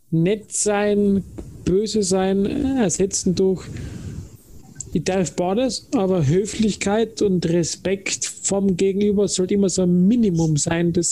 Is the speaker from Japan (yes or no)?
yes; Japan; Ich als Japaner bleib bei höflich.